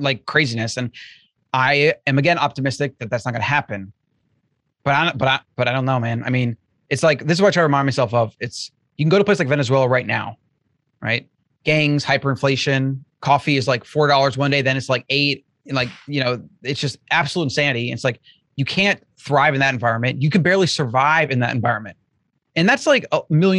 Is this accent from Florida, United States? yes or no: yes; Florida, United States; I grew up in Florida